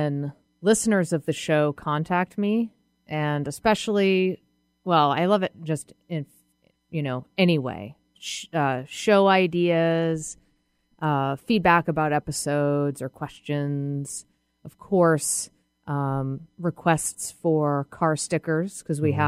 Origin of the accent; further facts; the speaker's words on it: New England, United States; now in Seattle, United States; I grew up in New England.